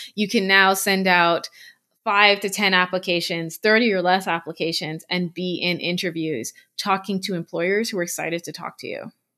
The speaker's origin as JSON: {"language": "English", "country": "Bahamas", "moved": "as an adult", "lives_now": "Canada", "said": "I'm from the Bahamas"}